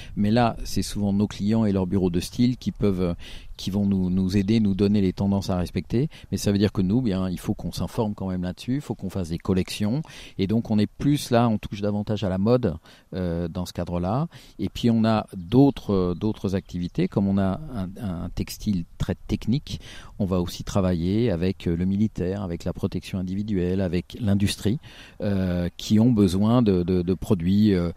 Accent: Auvergne-Rhône-Alpes, France; je suis, du Rhône et pas forcément de la Loire, je suis limitrophe

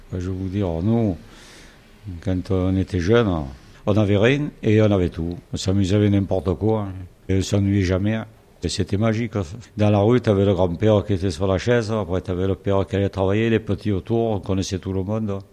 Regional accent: Saint-Tropez, Provence-Alpes-Côte d'Azur, France; je suis né à la Poche, c'est le quartier des pêcheurs

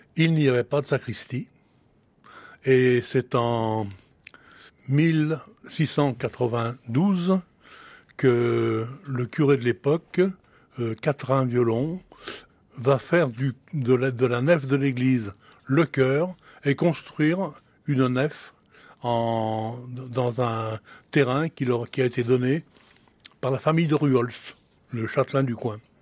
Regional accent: Francheville, Auvergne-Rhône-Alpes, France; je suis né à Francheville d'un père et d'une mère nés à Francheville

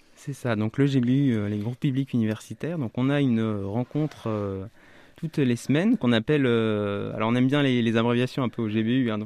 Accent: eastern France, Grand Est, France; moved away as an adult; also born or lived in Strasbourg / Vosges / Épinal; now in Orléans, France; je suis originaire de, plutôt de l'Est de la France, je suis né à Strasbourg, actuellement mes parents habitent le département des Vosges.

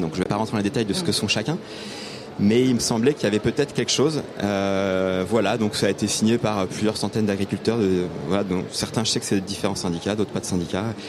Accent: Drôme, Auvergne-Rhône-Alpes, France; je suis né dans la Drôme

